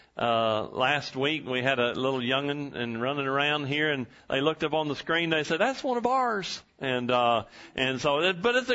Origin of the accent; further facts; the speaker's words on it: Huntington, Texas, United States; also born or lived in Lufkin, Texas; The town where I grew up, Huntington, Texas, and I was born in Lufkin, Texas